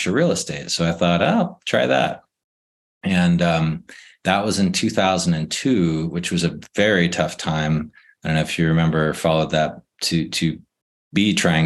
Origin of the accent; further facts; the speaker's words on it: San Diego, California, United States; I grew up in San Diego